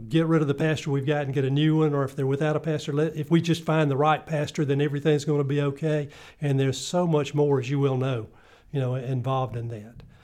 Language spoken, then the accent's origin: English; Greenville, South Carolina, United States; I'm originally from Greenville, South Carolina